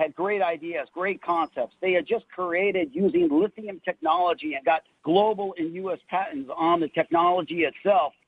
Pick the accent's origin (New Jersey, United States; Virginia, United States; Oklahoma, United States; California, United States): California, United States; Los Angeles; I grew up in the Valley, grew up in Granada Hills